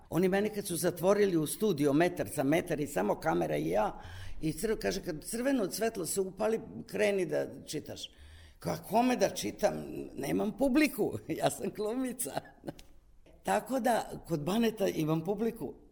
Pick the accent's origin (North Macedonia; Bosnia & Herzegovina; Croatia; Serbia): Serbia; Kumane, Vojvodina; Ja sam iz Kumana, kod Zrenjanina.